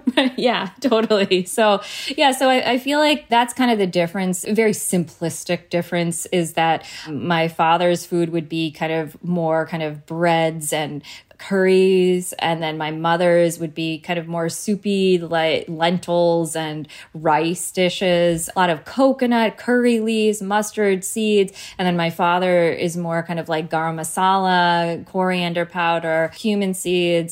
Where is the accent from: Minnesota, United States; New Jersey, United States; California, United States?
New Jersey, United States; New Providence; I was born and raised in Jersey